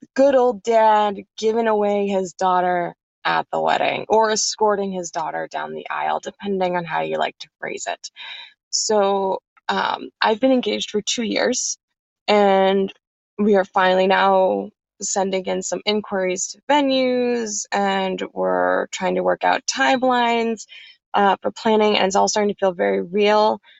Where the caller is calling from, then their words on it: New Jersey, United States; I'm calling you from the Garden State, good old New Jersey.